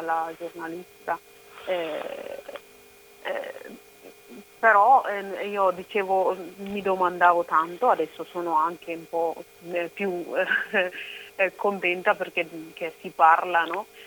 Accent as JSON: {"language": "Italian", "region": "Oromia", "country": "Ethiopia", "tie": "born or raised there", "moved": "yes", "lives_now": "Italy", "said": "Io sono cresciuta, nata in Oromia"}